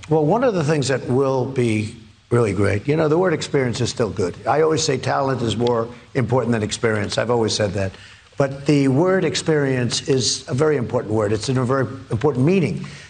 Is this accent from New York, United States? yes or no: yes; New York City, New York, United States; moved away as an adult; now in Washington, United States; I was from Manhattan, from New York